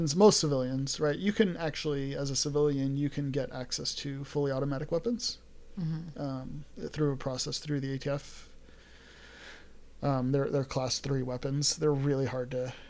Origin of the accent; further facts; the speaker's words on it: New York City, New York, United States; moved away; I grew up in New York. Grew up in New York City